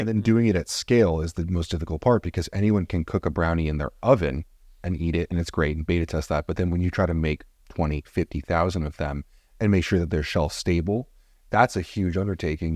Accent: New Jersey, United States; I'm from Jersey

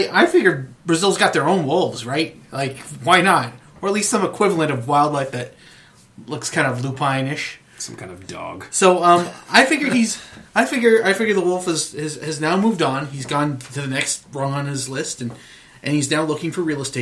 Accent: Canada; I would like to think that that as a Canadian soccer supporter, you kind of you know you, you hear of a Canadian who goes high in the draft.

